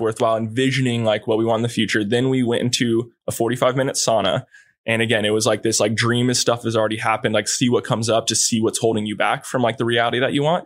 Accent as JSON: {"language": "English", "area": "Kauai", "region": "Hawaii", "country": "United States", "tie": "born or raised there", "said": "I grew up in Kauai"}